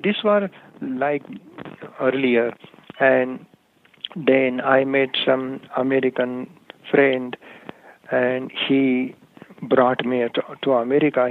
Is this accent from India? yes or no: yes; India; moved away as an adult; now in Albuquerque, United States; native from India. I was born in India brought up there